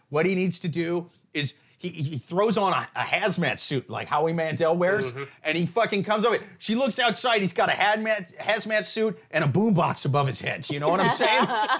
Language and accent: English; Iowa, United States; moved away; I'll tell people I'm from Iowa